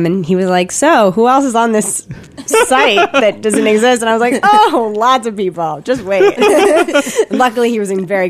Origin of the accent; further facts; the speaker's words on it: Connecticut, United States; We grew up in Connecticut, just outside New York City